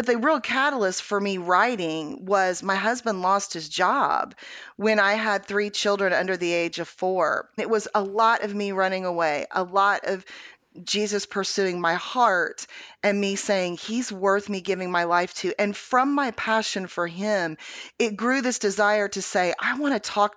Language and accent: English; Houston, Texas, United States; I was born in Houston, Texas